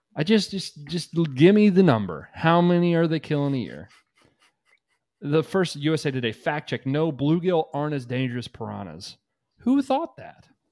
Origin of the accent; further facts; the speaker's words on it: United States; I'm from America